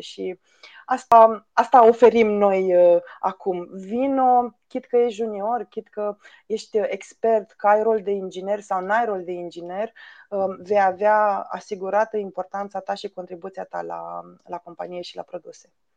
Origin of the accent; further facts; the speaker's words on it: Romania; am crescut în România